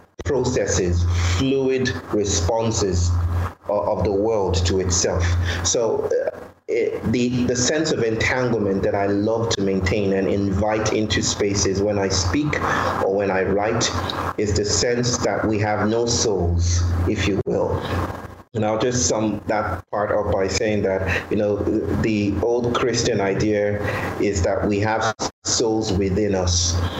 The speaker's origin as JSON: {"language": "English", "country": "Nigeria", "lives_now": "India", "said": "I'm from Nigeria. I now live in India."}